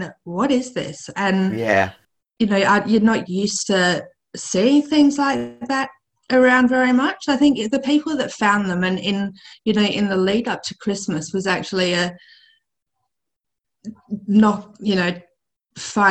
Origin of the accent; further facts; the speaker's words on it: Perth, Western Australia, Australia; my hometown of Perth